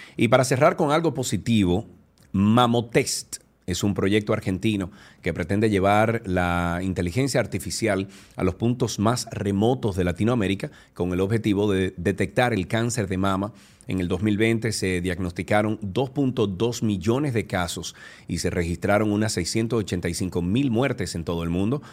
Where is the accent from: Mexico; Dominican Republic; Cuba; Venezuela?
Dominican Republic; nosotros los dominicanos